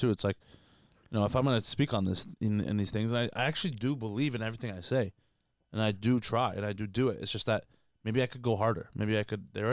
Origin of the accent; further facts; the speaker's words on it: Canada; I'm Canadian.